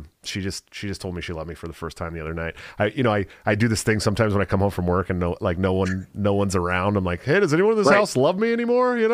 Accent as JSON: {"language": "English", "area": "the Bay Area", "region": "California", "country": "United States", "moved": "yes", "said": "I'm from the Bay Area. I used to spend like every weekend in San Francisco. I lived about 25 minutes away"}